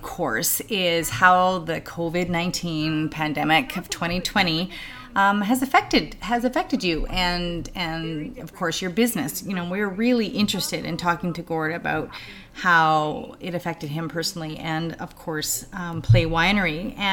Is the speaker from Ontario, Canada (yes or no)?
no; Calgary, Alberta, Canada; I'm from Calgary